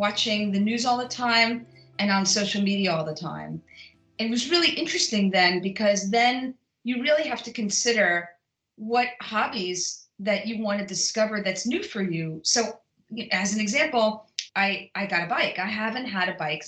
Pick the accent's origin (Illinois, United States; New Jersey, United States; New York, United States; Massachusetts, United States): New York, United States; New York City; moved away; I'm originally from Brooklyn